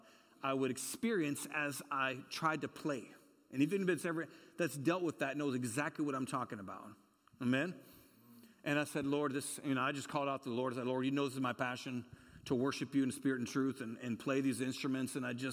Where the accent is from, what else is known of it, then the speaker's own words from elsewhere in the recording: California, United States; You met so-and-so, and I'm from California.